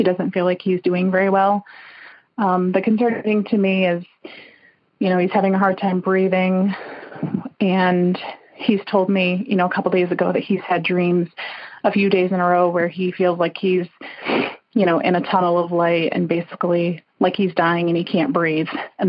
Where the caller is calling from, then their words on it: Cooperstown, New York, United States; I'm calling from Cooperstown in upstate New York.